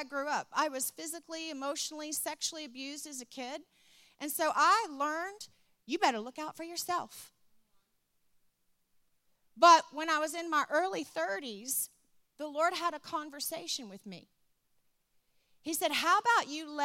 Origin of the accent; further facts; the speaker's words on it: Richmond, Virginia, United States; I grew up in Richmond, Virginia